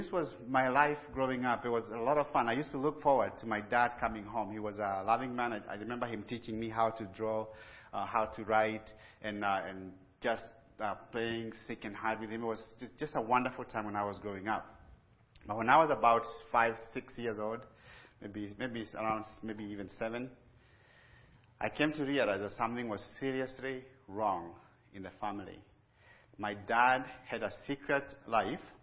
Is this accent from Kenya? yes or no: yes; Kenya; moved away as an adult; also born or lived in Pennsylvania; I was born and raised in Kenya